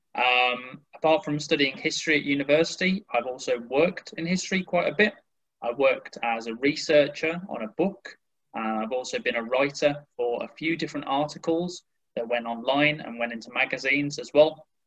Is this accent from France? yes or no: no; Sedgley, West Midlands, United Kingdom; moved away as an adult; also born or lived in Sheffield / Germany / Ireland; now in Edinburgh, United Kingdom; I actually grew up near Birmingham in England in a little village called Sedgley. That's in the West Midlands area.